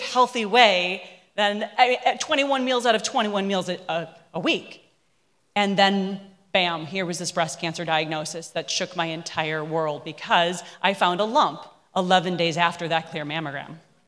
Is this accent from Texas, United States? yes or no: no; Minnesota, United States; I grew up in Minnesota, land of cow. I mean, I ate everything from tongue to practically tail.